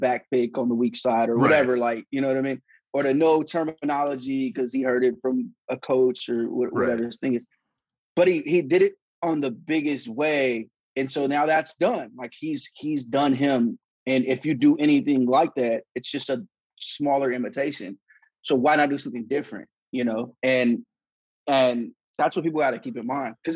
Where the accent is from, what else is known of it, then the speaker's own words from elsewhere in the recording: Sacramento, California, United States; I'm from Northern California